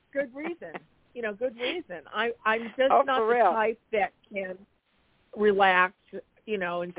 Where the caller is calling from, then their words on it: Arizona, United States; from Arizona.